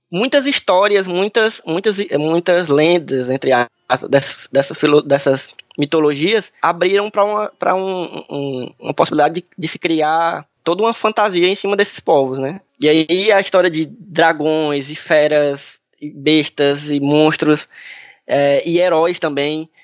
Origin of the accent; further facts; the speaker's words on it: Brazil; a gente como brasileiro aqui